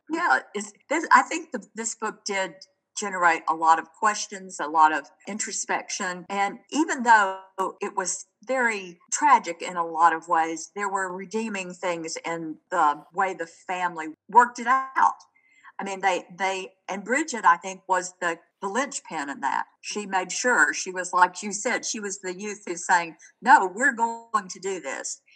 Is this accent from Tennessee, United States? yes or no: yes; Chattanooga, Tennessee, United States; I grew up in Chattanooga